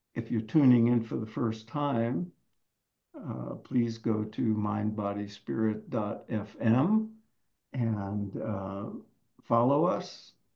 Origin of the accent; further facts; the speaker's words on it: New York, United States; I grew up in in New York